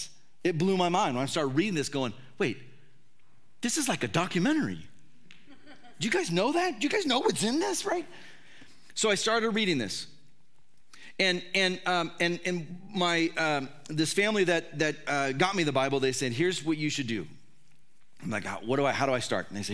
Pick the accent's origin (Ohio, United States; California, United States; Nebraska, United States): California, United States; I grew up in, it was the state of California, still is the state of California